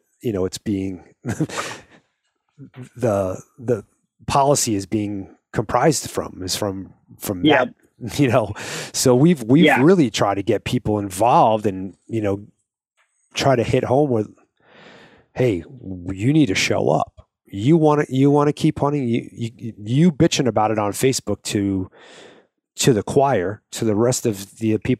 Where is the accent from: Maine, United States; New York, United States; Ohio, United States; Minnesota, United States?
New York, United States; moved away; I was born in New York